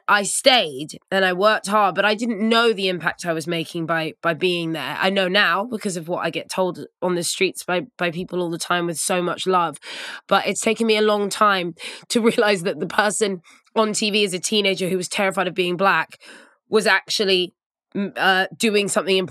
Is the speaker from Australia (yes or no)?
no; United Kingdom; being a mixed race person growing up in Britain